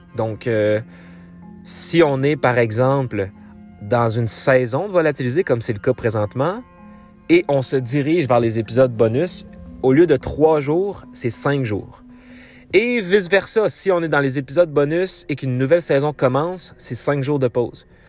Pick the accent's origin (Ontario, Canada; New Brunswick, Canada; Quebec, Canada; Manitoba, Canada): Quebec, Canada; Abitibi, Abitibi-Témiscamingue; je suis né en Abitibi-Témiscamingue